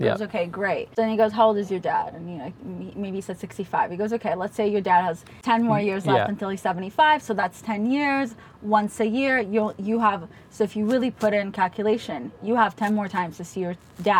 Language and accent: English; Israel; moved away; also born or lived in Russia; No, we grew up in Israel. Back then during communism, they kicked us out for being Jews.